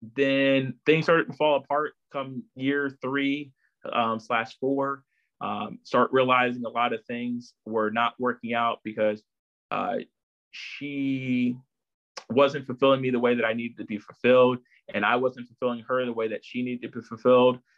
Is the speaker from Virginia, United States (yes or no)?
yes; Chesapeake, Virginia, United States; also born or lived in Brooklyn, New York; I've lived here in Virginia, so most of my life. So I, I really have to claim, you know, Chesapeake, Virginia as, you know, my other hometown